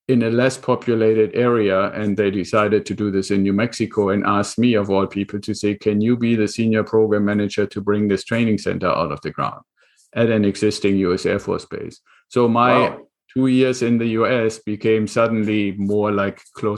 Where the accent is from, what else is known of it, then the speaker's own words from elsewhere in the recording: Germany; English is a second language; moved away as an adult; now in United States; I'm originally, and this is where some of the accent still comes from, I'm originally from Germany